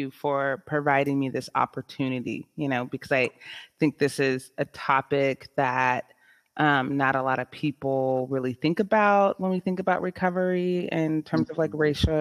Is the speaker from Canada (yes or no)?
no; San Jose, California, United States; I am born and raised in San Jose, California